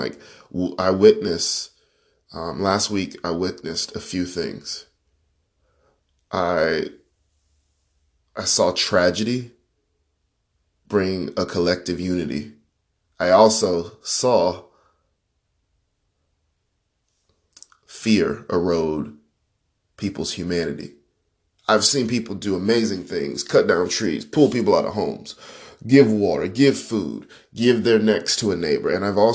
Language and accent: English; Panama City, Florida, United States; I am from Panama City, Florida.